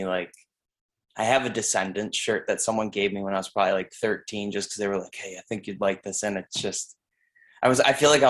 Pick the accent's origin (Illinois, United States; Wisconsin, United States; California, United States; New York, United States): New York, United States; Irondequoit; I grew up in Arundicoit.